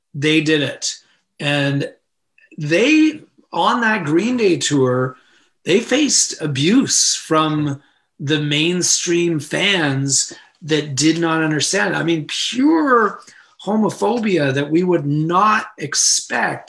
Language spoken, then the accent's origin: English; Canada; as Canadians